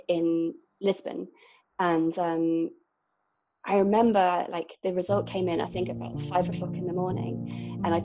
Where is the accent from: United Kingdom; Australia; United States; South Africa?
United Kingdom; Bristol, South West England; moved away as an adult; also born or lived in Cornwall / London; now in near Paris, France; I'm from England, I'm from a city called Bristol.